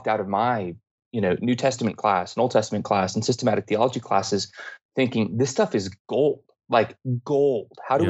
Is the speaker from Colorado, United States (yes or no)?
yes; Denver, Colorado, United States; I grew up here in Denver, Colorado